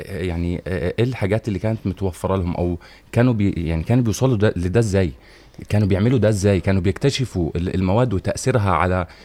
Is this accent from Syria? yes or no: no; Egypt